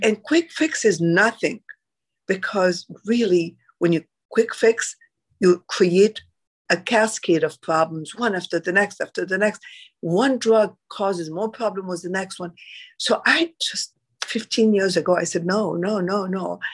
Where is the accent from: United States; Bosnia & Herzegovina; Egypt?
Egypt; moved away; I am originally from Egypt